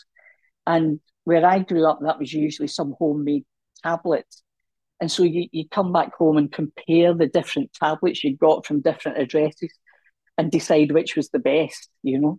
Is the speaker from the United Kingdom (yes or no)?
yes; Scotland, United Kingdom